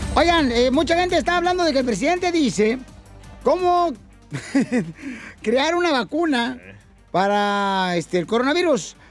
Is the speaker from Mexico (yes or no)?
yes; near Jamay, Jalisco, Mexico; moved away; Pablo es de Jamay, Jalisco, cerca, señores, de mi tierra natal